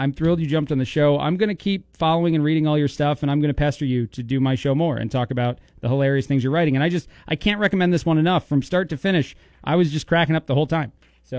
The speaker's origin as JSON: {"language": "English", "region": "New Jersey", "country": "United States", "said": "I'm from New Jersey. I'm very familiar with the Times Square."}